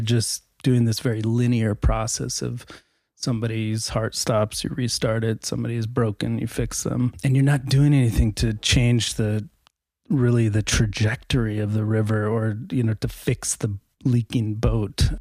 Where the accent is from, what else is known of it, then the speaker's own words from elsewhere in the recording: United States; now in Norway; I'm an American emergency physician